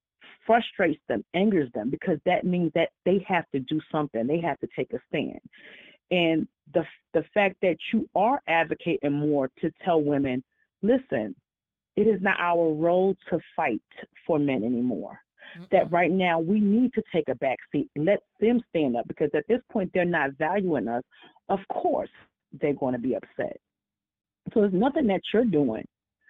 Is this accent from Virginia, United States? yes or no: no; New York, United States; Hey, Tanya. This is … How are you? And I'm from New York.